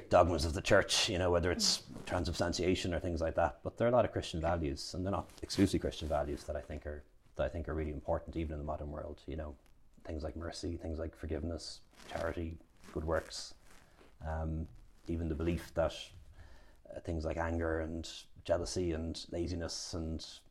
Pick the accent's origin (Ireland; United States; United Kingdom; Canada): Ireland; I was born in Ireland and grew up in Ireland